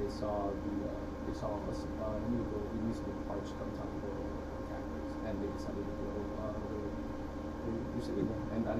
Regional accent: Mexico; now in United States; I love Mexico. It's my home country.

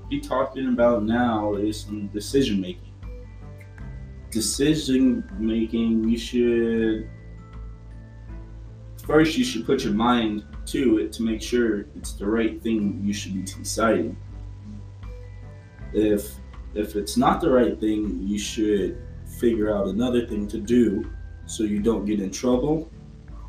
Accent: the South, United States; I am from the South

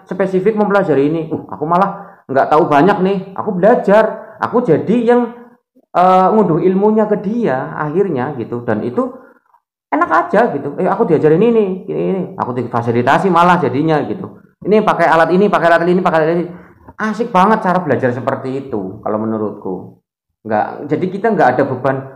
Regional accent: Java, Indonesia; kalau di sini kita ngomong sebagai tanah nama Jawa karena kita sebagai orang Jawa.

